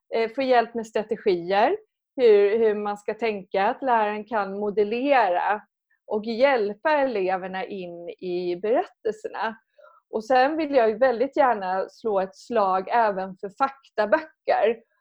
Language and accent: Swedish; Skåne, Sweden; moved away as an adult; now in Stockholm, Sweden; jag är från Skåne